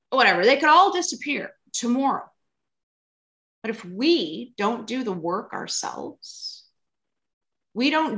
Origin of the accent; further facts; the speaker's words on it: Alberta, Canada; moved away as an adult; now in Vancouver, Canada; originally I'm from Alberta